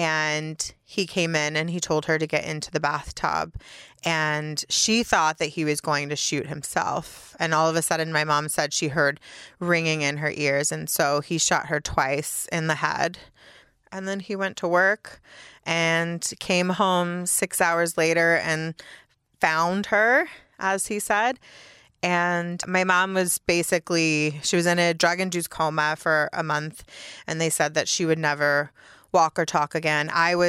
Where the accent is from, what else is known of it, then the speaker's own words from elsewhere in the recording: Mississippi, United States; born there; So I was born in Mississippi, and then we moved all over the South.